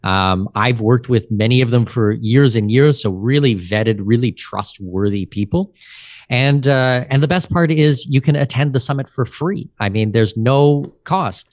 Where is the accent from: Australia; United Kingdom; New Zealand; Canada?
Canada; outside of Toronto, Ontario; moved away as an adult; now in Panama City, Panama; I grew up outside of Toronto